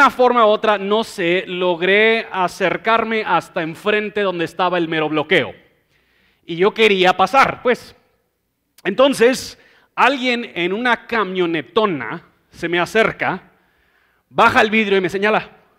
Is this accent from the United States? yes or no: yes; United States; Spanish is a second language; yo como buen gringo orgulloso, prepotente